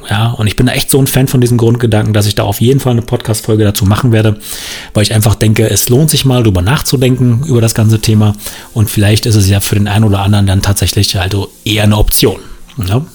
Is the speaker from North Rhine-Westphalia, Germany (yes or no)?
no; Saxony, Germany; born there; Aber ich will ähm, als gebürtiger Sachse auch mal eine Lanze für den Osten brechen.